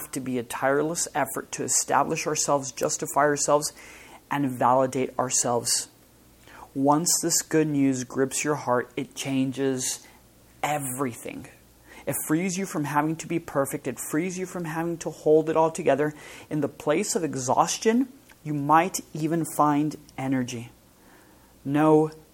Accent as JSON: {"language": "English", "town": "El Paso", "region": "Texas", "country": "United States", "tie": "born or raised there", "moved": "yes", "said": "I grew up in El Paso, which is a border town with Mexico, with Juarez, Mexico"}